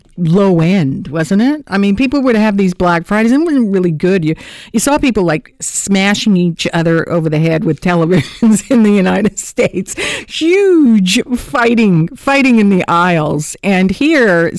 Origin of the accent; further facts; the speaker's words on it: Hamilton, Ontario, Canada; moved away; I'm a girl from Hamtown